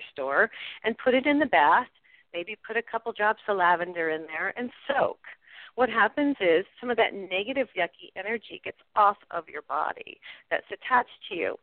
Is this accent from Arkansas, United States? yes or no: no; New Mexico, United States; here in New Mexico, I'm from New Mexico